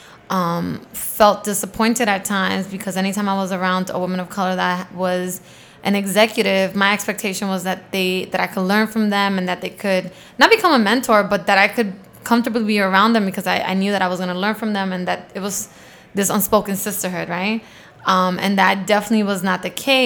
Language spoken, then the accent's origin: English; New York City, New York, United States; I grew up in Queens